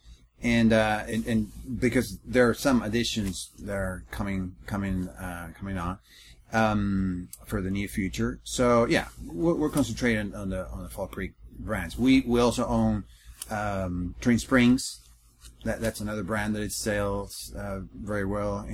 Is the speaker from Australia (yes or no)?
no; Chile; moved away as an adult; now in Texas, United States; I come from Chile, the country in South America. I arrived last year